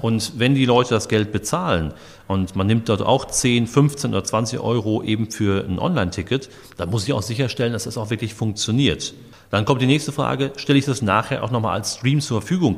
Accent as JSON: {"language": "German", "town": "Dortmund", "region": "North Rhine-Westphalia", "country": "Germany", "moved": "yes", "lives_now": "Steinfurt, Germany", "said": "ich komme aus Dortmund"}